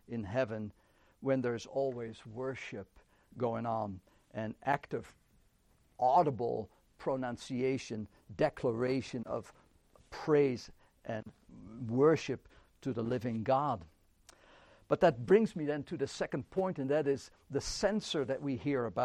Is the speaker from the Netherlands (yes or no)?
yes; Netherlands; moved away; I grew up in the Netherlands